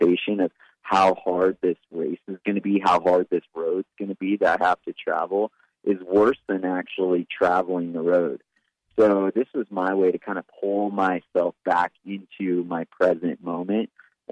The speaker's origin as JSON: {"language": "English", "town": "Big Bear Lake", "region": "California", "country": "United States", "tie": "born or raised there", "said": "I grew up in Big Bear Lake in Southern California"}